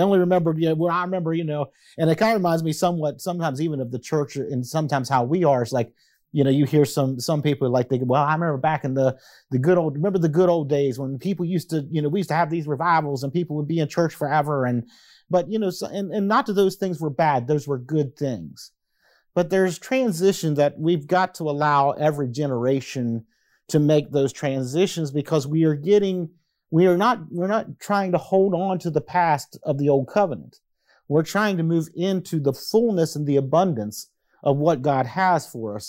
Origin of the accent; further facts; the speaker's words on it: United States; I am an American